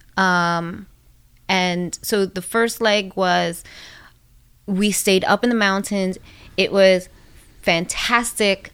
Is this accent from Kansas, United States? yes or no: no; New York City, New York, United States; also born or lived in Washington Heights, Manhattan; where I grew up in the Bronx was right across the bridge from Washington